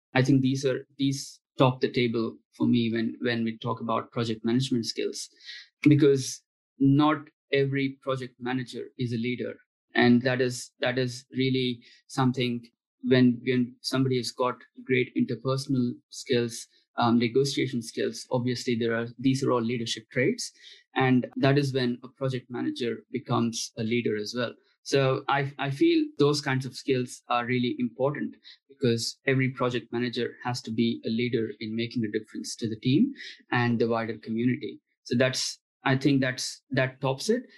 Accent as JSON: {"language": "English", "country": "India", "moved": "yes", "said": "I'm from India"}